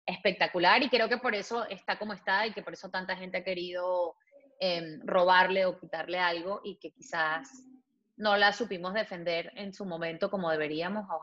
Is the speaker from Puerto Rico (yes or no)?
no; Venezuela; moved away as an adult